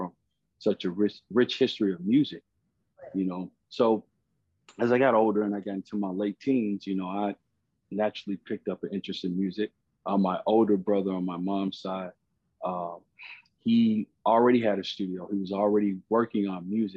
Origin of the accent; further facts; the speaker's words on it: Chicago, Illinois, United States; I'm an artist from Chicago